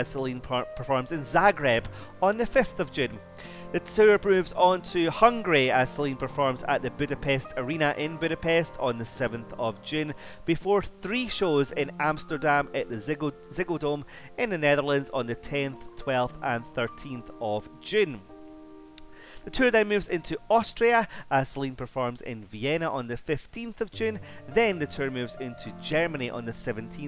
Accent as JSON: {"language": "English", "region": "Scotland", "country": "United Kingdom", "said": "my home country, Scotland"}